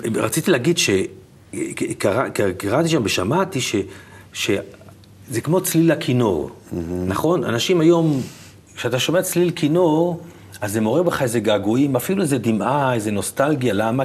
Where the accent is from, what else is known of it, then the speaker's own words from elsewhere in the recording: Petah Tikva, Central District, Israel; also born or lived in Tel Aviv; פה נולדתי